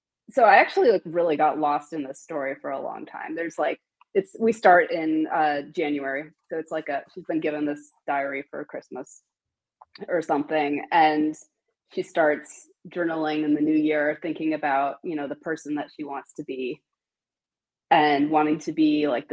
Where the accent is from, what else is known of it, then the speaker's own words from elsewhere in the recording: Asheville, North Carolina, United States; Asheville, North Carolina, which is my hometown